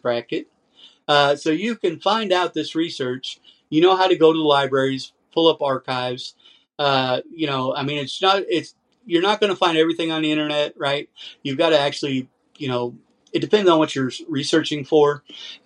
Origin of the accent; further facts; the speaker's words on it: United States; I'm an American. I was raised here